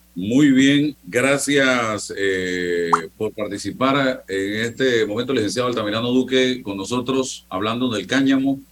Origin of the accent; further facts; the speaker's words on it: Panama; como muchos panameños